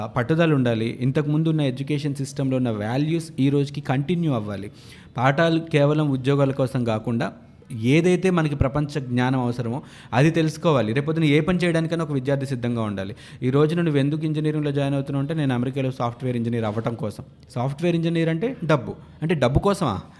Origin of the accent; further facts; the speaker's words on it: India; మన భారతదేశంలో